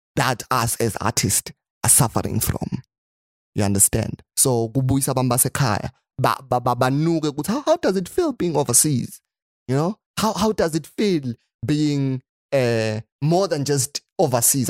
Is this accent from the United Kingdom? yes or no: no; Eswatini; I'm from Swaziland